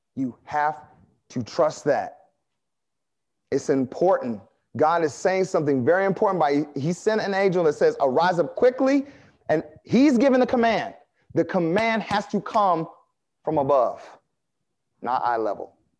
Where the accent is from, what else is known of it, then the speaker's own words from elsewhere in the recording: United States; I like being American